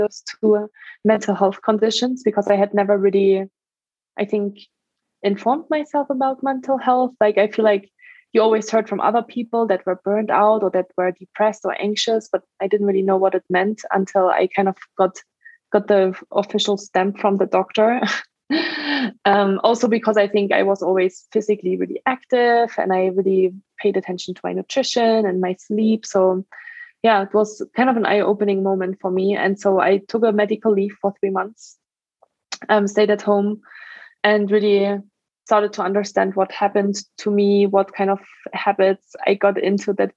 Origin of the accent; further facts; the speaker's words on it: Germany; English is a second language; moved away as an adult; also born or lived in France / Australia / Ireland; now in United States; I'm from Germany originally. That's where I grew up for the first 19 years of my life